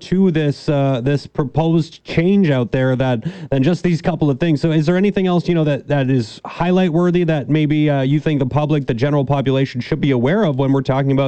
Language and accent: English; Canada; as a Canadian